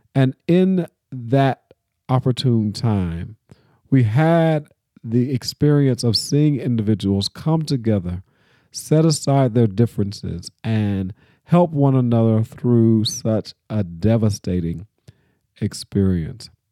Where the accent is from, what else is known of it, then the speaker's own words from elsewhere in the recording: Nashville, Tennessee, United States; my hometown of Nashville